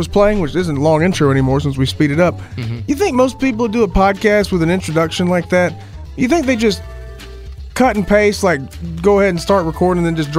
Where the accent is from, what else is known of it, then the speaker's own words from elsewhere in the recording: New York, United States; I'm telling you, if you've spent, man, I'm from New York. I know.